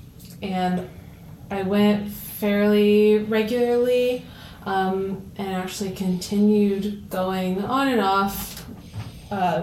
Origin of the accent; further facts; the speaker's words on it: Somerville, New Jersey, United States; now in Easton, United States; I'm from Somerville, New Jersey, and I came back as an employee about 4.5 or 5 years ago